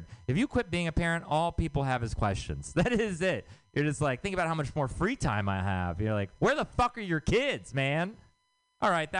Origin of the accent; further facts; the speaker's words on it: Texas, United States; moved away; I'm from Texas